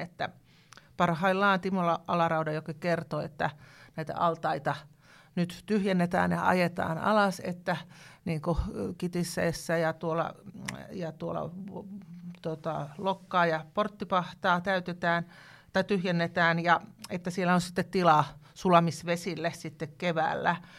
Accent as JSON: {"language": "Finnish", "town": "Tampere", "region": "Pirkanmaa", "country": "Finland", "tie": "born or raised there", "moved": "yes", "lives_now": "Lapland, Finland", "said": "Minä olen Järvi-Suomen kasvatti tuota, Tampereelta ja, ja tota, nyt on tietenkin Lapissa elänyt jo yli 30 vuotta"}